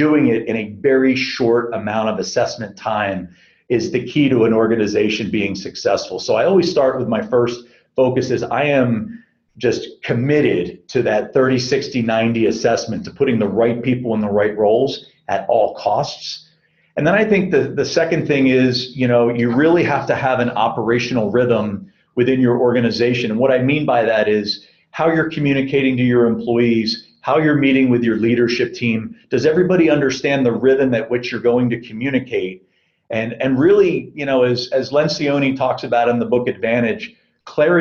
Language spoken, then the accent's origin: English; Philadelphia, Pennsylvania, United States; also born or lived in Beijing, China / Lausanne, Switzerland / Sao Paulo, Brazil; now in Southern California, United States; growing up in Philadelphia